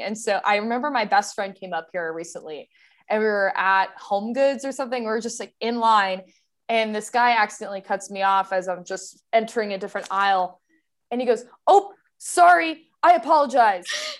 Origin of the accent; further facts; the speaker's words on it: Texas, United States; moved away as an adult; now in Iowa, United States; I'm from Texas